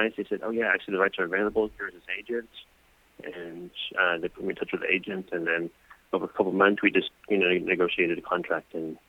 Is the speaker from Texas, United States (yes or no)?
yes; Texas, United States; moved away as an adult; now in Korea; friends that I grew up with in Texas.